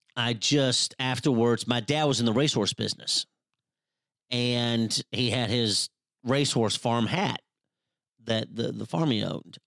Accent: Louisville, Kentucky, United States; I'm from Louisville, Kentucky

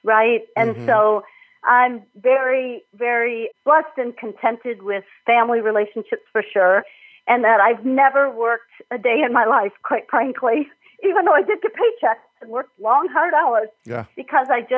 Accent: Minnesota, United States; moved away as an adult; also born or lived in Illinois; I'm from Minnesota originally

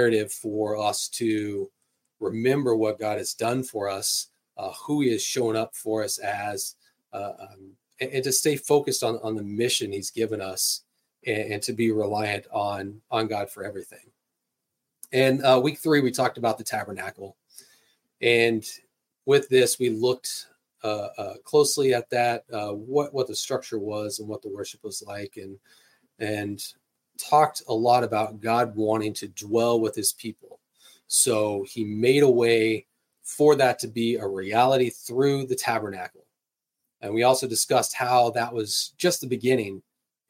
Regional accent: California, United States; now in Kansas, United States; where I grew up in California

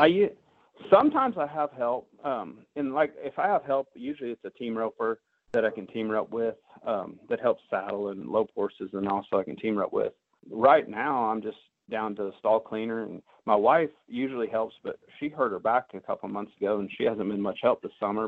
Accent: Hilliard, Ohio, United States; moved away; also born or lived in Findlay, Ohio / Richmond, Indiana / Gainesville, Texas / Tulsa, Oklahoma; I was born in Hilliard, Ohio.

